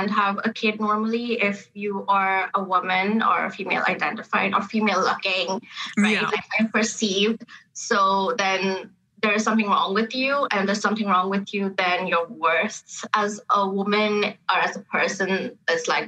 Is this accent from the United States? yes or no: no; Canada; Like you have a hyphenated name, South Asian Canadians, but I had to really grapple with that hyphenation.